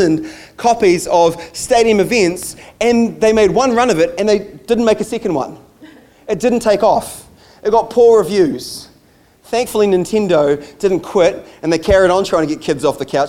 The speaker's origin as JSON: {"language": "English", "country": "United States", "tie": "born or raised there", "moved": "yes", "said": "I grew up in the States, and so baseball cards were a thing for me"}